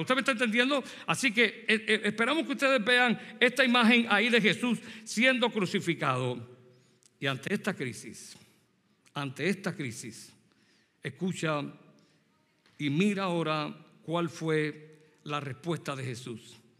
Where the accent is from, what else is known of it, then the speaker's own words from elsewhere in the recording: Puerto Rico; moved away; soy puertorriqueño. Así que yo nací en Puerto Rico y me crié allí